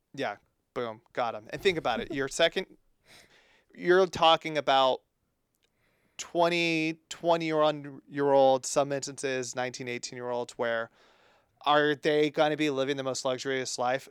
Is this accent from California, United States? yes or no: yes; East Bay, California, United States; our time growing up in the East Bay